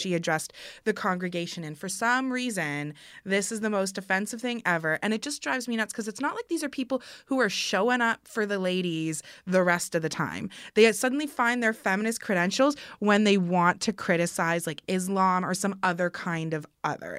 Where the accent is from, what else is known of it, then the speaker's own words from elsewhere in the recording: Kitchener, Ontario, Canada; I'm from Kitchener